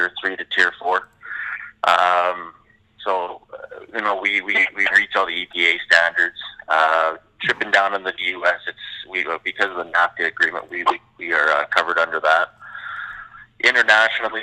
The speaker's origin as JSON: {"language": "English", "country": "Canada", "said": "we are Canadian"}